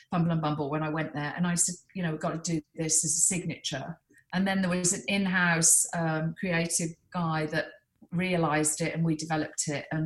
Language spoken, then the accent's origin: English; Birmingham, West Midlands, United Kingdom; I sort of would call my friends and say they don't know I'm from Birmingham.